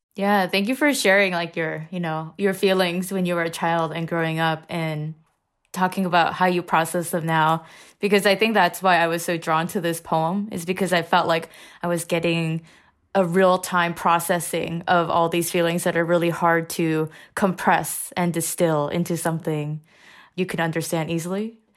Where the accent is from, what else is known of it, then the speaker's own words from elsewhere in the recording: Indiana, United States; I grew up in Indiana, um, after my family immigrated, so I pretty much did my first grade to twelfth grade in Indiana.